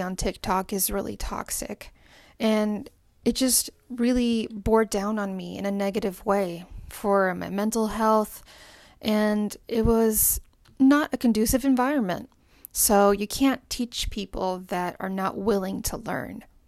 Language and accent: English; Puerto Rico; I'm from the Caribbean, I'm from Puerto Rico, and I'm Latina